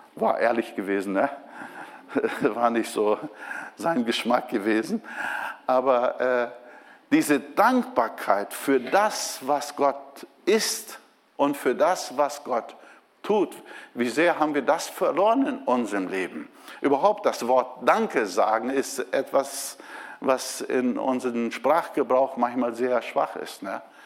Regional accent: Brazil; moved away as an adult; also born or lived in Bremen, Germany; now in Germany; ich bin Brasilianer

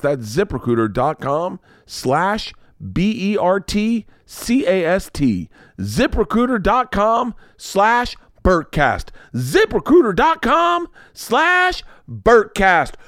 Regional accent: the South, United States; I grew up in the South

